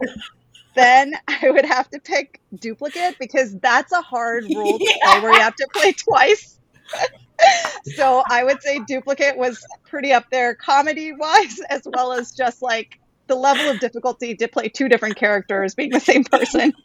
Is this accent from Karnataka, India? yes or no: yes; Karnataka, India; I'm from Karnataka, so I'm oh, bunt